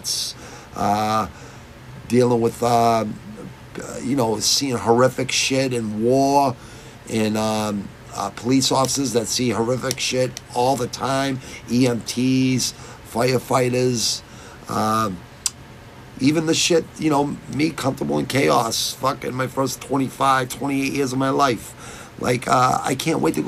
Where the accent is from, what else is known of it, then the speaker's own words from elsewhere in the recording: United States; I was born in America